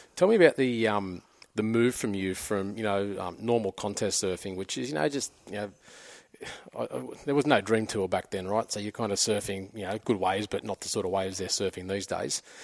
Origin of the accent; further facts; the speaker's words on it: Avoca Beach, New South Wales, Australia; I grew up in Avoca down the central coast